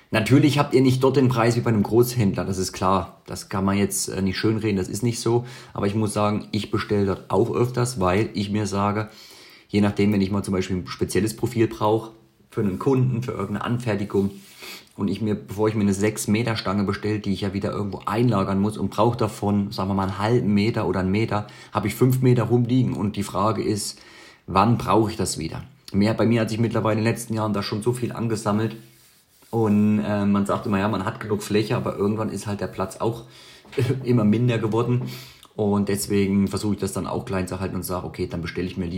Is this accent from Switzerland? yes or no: yes; Switzerland; auch für mich selbst als Schweizer, der jeden Tag schweißt